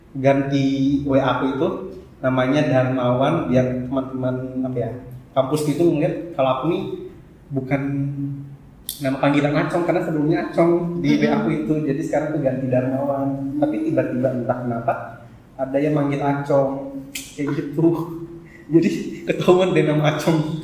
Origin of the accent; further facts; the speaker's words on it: Sulawesi, Indonesia; moved away; aku kan aslinya dari Sulawesi